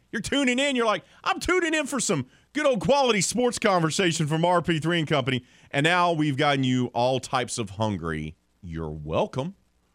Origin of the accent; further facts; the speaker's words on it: Mobile, Alabama, United States; when I was a kid, growing up in Mobile